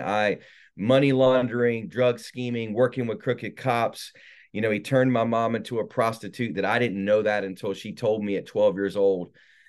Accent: North Carolina, United States; So I was born in South Carolina, but my parents really ruined my life the majority of the time in North Carolina.

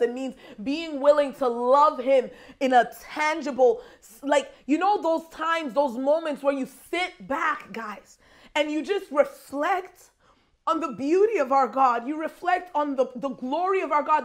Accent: Nigeria; I'm Nigerian

